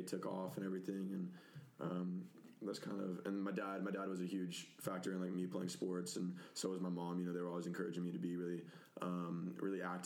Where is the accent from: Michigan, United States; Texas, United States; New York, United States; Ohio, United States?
Texas, United States; Coppell; also born or lived in Dallas, Texas; I was born in Dallas and then grew up my whole life in, like, Coppell schools and everything